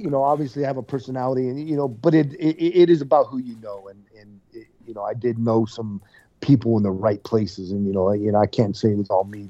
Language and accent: English; United States; we're American